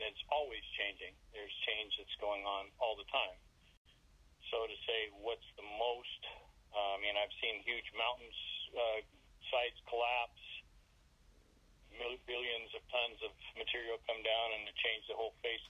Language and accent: English; Alaska, United States; I was born in Alaska